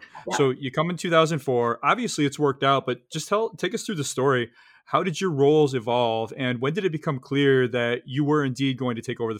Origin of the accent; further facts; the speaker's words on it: Midwest of the United States, United States; I grew up in the Midwest of the United States. So it was right across the river or across the lakes from Ontario.